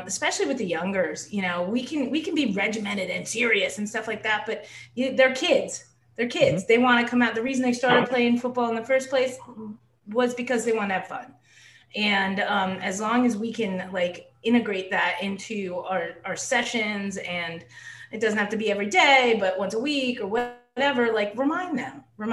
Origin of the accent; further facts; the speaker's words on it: New Jersey, United States; I'm from New Jersey